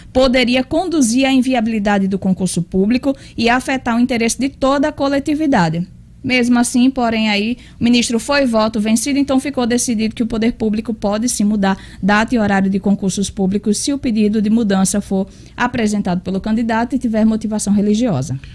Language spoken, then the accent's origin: Portuguese; Natal, Rio Grande do Norte, Brazil; eu sou bem natalense